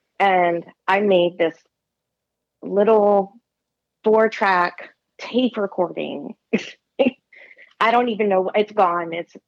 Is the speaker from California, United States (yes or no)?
no; Maryland, United States; Southern Maryland, in Lesby.